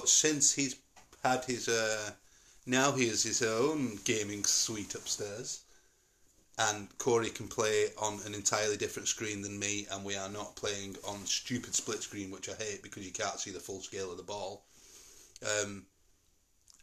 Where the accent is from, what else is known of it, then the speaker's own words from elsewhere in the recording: St Helens, North West England, United Kingdom; moved away; It's where I grew up and I'm proud of the place. Glad I don't live there, but I'm still proud of the fact